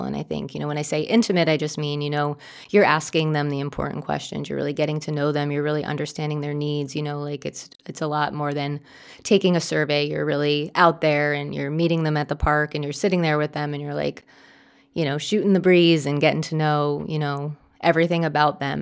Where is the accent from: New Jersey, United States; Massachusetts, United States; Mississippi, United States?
New Jersey, United States; I grew up in New Jersey, and I grew up in a pretty small suburb in New Jersey